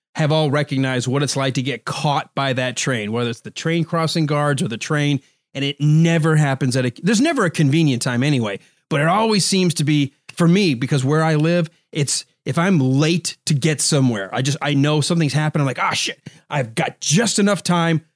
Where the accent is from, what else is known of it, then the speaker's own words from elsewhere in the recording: United States; I'm from America